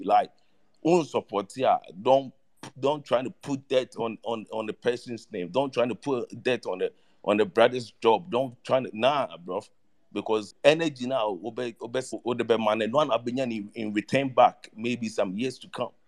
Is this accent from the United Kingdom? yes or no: no; Ghana; I'm from Ghana